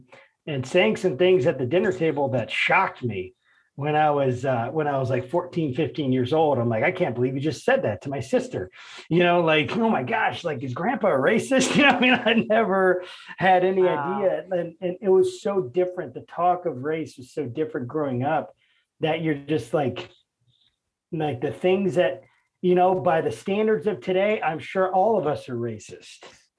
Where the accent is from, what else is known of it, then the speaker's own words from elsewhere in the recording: Northern Virginia, United States; I'm from Virginia. Really? I'm from Nova.